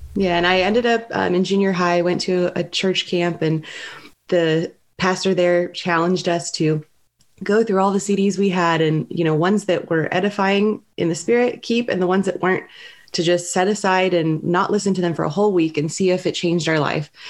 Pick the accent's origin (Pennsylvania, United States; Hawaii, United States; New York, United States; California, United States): California, United States; Southern; moved away as an adult; also born or lived in San Francisco Bay Area; now in Walnut Creek, United States; I'm originally from Southern California